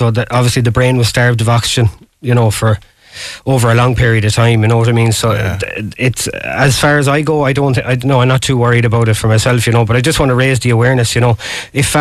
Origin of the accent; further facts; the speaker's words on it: Galway, Connacht, Ireland; I'm from Bohermore, just down the road there